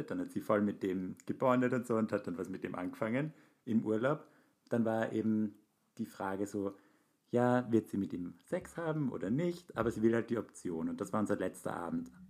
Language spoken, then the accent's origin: German; Hamburg, Germany; Ja, und wir sind ja aus Hamburg.